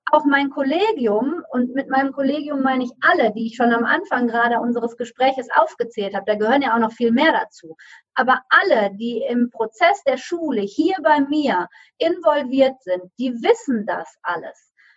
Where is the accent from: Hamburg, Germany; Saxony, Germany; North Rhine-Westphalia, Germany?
North Rhine-Westphalia, Germany; Düsseldorf; now in Solingen, Germany; gebürtige Rheinländerin, also komme aus Düsseldorf und ähm, bin in der Nähe dort aufgewachsen